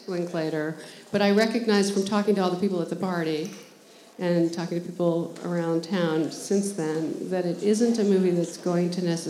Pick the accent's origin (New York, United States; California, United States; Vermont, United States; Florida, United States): New York, United States; moved away as an adult; now in Los Angeles, United States; I grew up here, and the New York Film Festival was always this beginning of the fall season